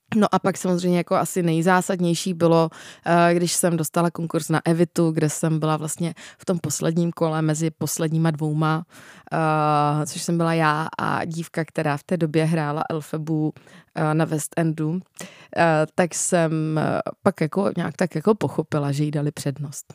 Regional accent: Czechia; u nás v Čechách

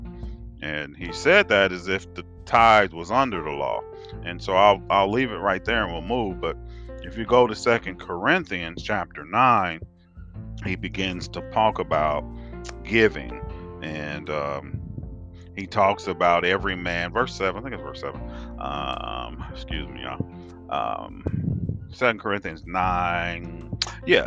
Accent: United States; accent: African American; I'm African American

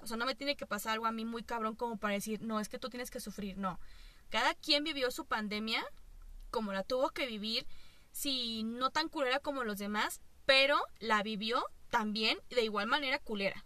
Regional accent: Mexico; also born or lived in Toluca; así somos nosotros, así somos los pinches mexicanos

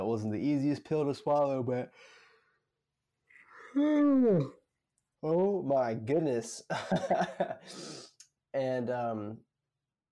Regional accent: Northwest Florida, United States; moved away as an adult; now in South Florida, United States; I'm in South Florida, and I'm from Northwest Florida, but I live in South Florida for college right now

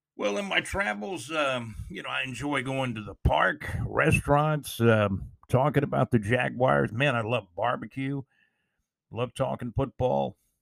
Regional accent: Jacksonville, Florida, United States; moved away as an adult; also born or lived in Alabama-Georgia border; my hometown of Jacksonville, Florida

